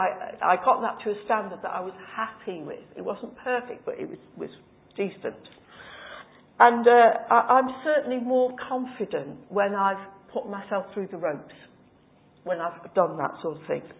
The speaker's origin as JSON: {"language": "English", "area": "Cheshire", "region": "North West England", "country": "United Kingdom", "moved": "yes", "said": "I come from Cheshire"}